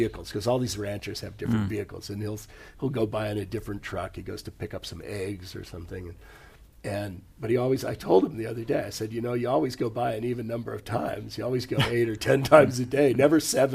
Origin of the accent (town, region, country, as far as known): United States; born or raised there